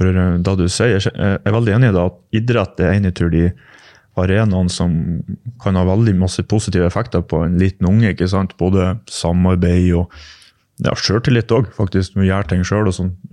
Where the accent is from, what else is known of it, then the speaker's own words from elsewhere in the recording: Vågå, Innlandet, Norway; jeg vokste opp i Vågå, Gudbrandsdalen